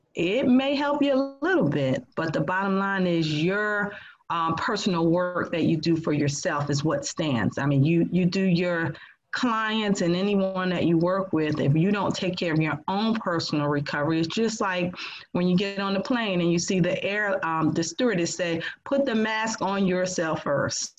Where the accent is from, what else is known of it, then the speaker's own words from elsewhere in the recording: New Jersey, United States; now in North Carolina, United States; I'm from New Jersey